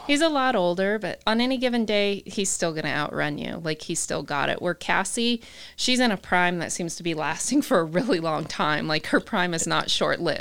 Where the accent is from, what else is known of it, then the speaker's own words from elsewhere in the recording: Utah, United States; also born or lived in Canada / New Mexico / Southern California; now in Texas, United States; I grew up in Utah